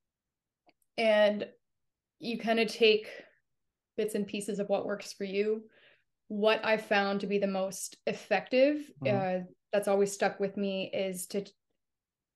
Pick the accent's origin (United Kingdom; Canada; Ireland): Canada; I'm a Canadian actress